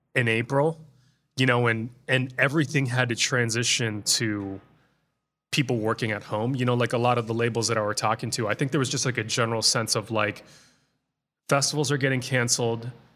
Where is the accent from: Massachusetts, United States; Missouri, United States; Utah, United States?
Massachusetts, United States; Boston; moved away as an adult; now in Los Angeles, United States; I basically grew up in the Boston area.